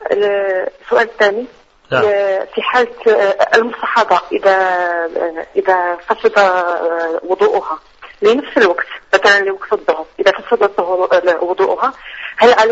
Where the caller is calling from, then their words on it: Iraq; الله يجزاك خير إن شاء الله أنا من العراق